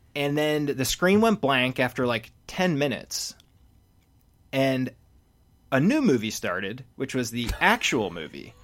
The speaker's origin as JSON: {"language": "English", "town": "Philadelphia", "region": "Pennsylvania", "country": "United States", "tie": "born or raised there", "said": "Philly, same"}